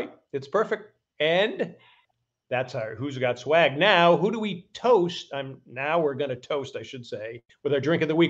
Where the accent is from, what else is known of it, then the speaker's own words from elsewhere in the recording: New England, United States; growing up in New England